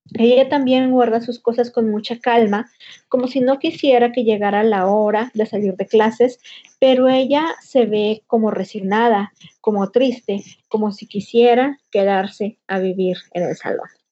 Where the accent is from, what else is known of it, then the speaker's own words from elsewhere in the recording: Linares, Nuevo León, Mexico; now in Monterrey, Mexico; cuando era niña y vivía en Linares